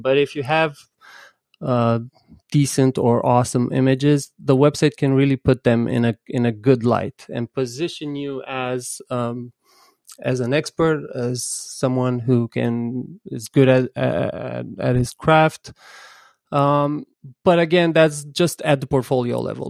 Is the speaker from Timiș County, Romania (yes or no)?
no; Bucharest, Romania; I'm from Bucharest, but I work with photographers and photo agencies across the world.